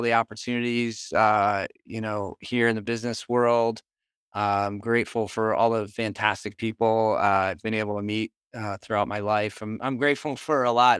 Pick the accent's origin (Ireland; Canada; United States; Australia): United States; Northeast; I'm from the Northeast.